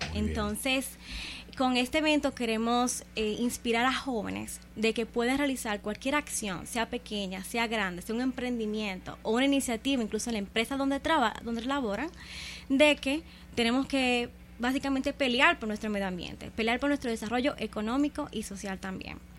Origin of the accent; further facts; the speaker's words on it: Dominican Republic; nosotros como República Dominicana